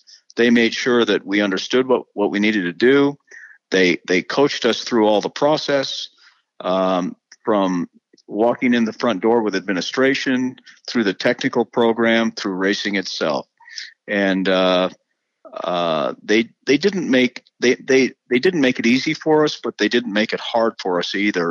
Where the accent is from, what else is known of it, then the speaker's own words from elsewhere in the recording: United States; as an American